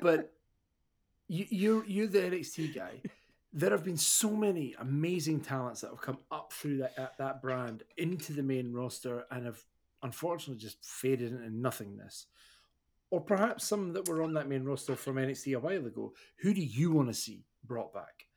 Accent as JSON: {"language": "English", "region": "Scotland", "country": "United Kingdom"}